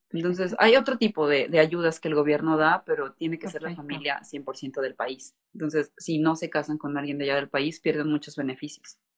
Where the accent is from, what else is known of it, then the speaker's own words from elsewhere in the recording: Veracruz, Mexico; creo jarocha porque ahí estudié la mayor parte del bachillerato y de la universidad. Entonces, mm, soy, es de Veracruz.